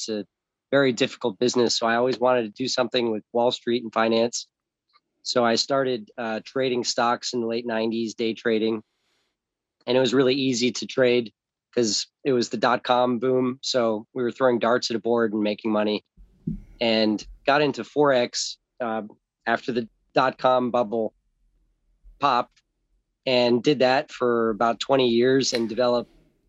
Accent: Los Angeles, California, United States; also born or lived in South Florida; I was born in Orange, California, in St. Joseph's Hospital in Los Angeles, and grew up in Los Angeles and South Florida on both coasts with two parents.

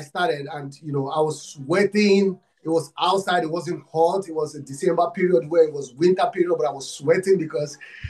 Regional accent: Nigeria; I'm from Africa, Nigeria. I'm from Nigeria

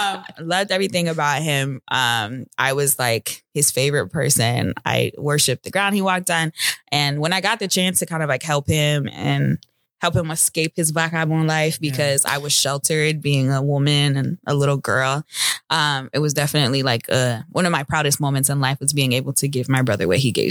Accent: United States; born there; And he was the only one that was born in America. And then I was born in America.

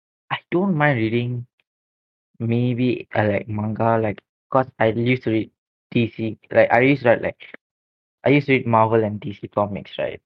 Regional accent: Malaysia; we are from Malaysia.

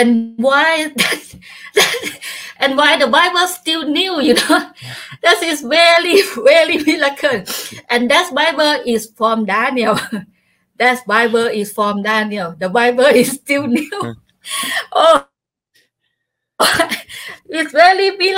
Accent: Chaiyaphum, Thailand; English is a second language; I back home in my hometown in Chaiyaphum province

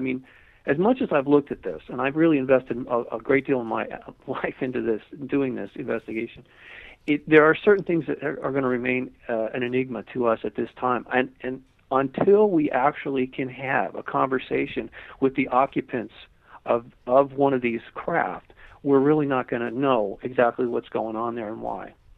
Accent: Malibu, California, United States; I lived, I grew up in Malibu

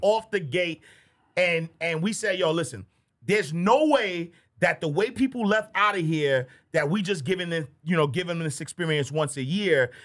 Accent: New York City, New York, United States; I'm from Harlem

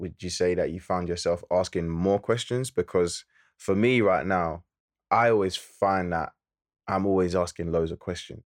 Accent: London, United Kingdom; we're from Lewisham

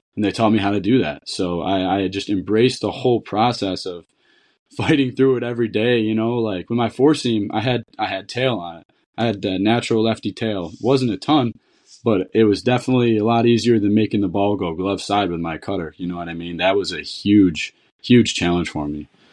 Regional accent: Niagara, New York, United States; where I grew up in Niagara

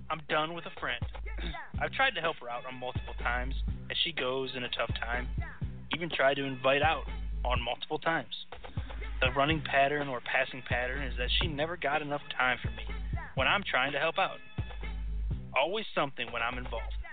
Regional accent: Las Vegas, Nevada, United States; So I'm Vegas. I'm from Vegas, and I'm good with a shank.

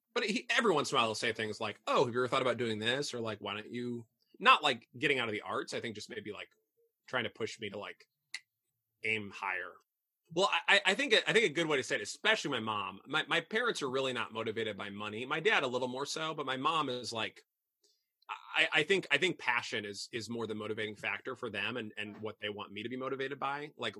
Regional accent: Midwest, United States; even though I grew up in the Midwest, I didn't really have any family in Chicago.

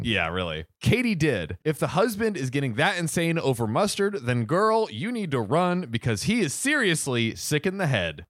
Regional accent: Bradenton, Florida, United States; my hometown, Bradenton, Florida

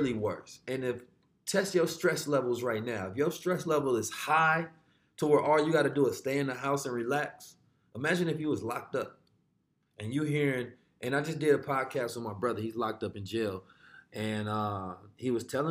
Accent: Oakland, California, United States; also born or lived in St. Louis, Missouri; I was born in the show me state. I was raised in California, the Golden State

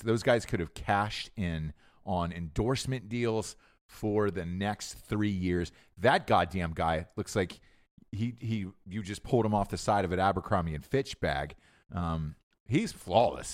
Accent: Georgia, United States; moved away; I'm from Georgia originally, right? And I'm looking, I look back at my high school people

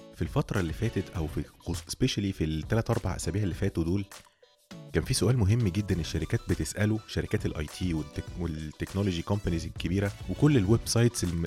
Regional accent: Egypt; عندنا في مصر

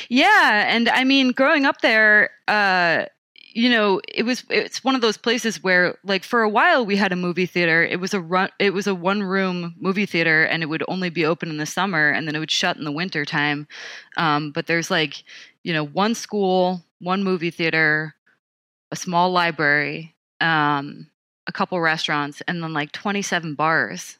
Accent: Montauk, New York, United States; moved away; I grew up on Camp Hero

